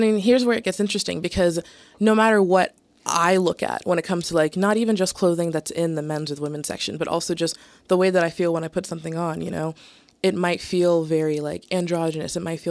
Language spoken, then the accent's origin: English; Southern United States, United States; felt like people were imposing a masculinity on me that I didn't want, like, my entire life, especially growing up in the South